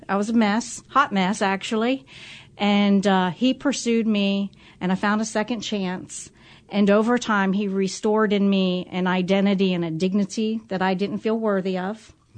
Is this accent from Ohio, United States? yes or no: yes; Cincinnati, Ohio, United States; I grew up in Price Hill, so I say I'm a real Price Hill girl.